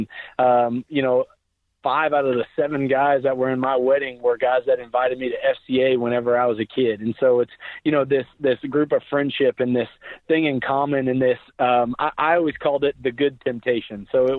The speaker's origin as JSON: {"language": "English", "region": "Oklahoma", "country": "United States", "tie": "born or raised there", "said": "Where now, granted, I was born and raised in Oklahoma, so I had teachers, telling us each week that they're praying for us"}